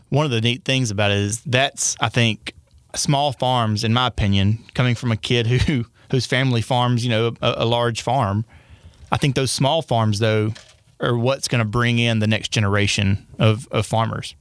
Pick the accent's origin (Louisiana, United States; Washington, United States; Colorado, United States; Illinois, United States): Louisiana, United States; Winnsboro; moved away; I'm going back home right now. I'm from Winsboro